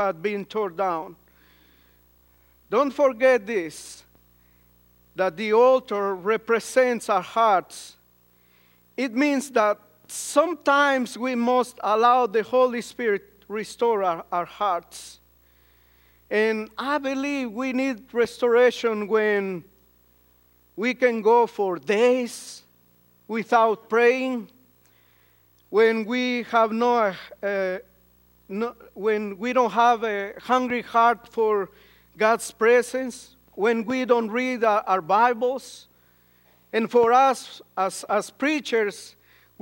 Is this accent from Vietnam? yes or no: no; Guatemala